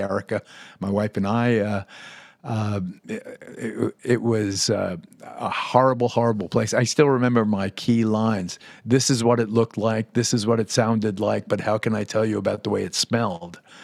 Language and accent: English; United States; also born or lived in Puerto Rico (family heritage); as an American Jew